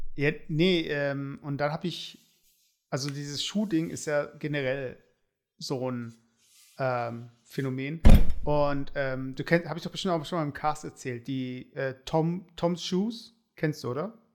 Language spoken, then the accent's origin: German; Stuttgart, Baden-Württemberg, Germany; bei uns in Baden-Württemberg, also in Stuttgart